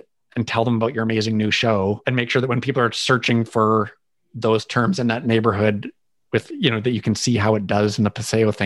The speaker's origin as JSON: {"language": "English", "country": "Canada", "said": "I'm Canadian"}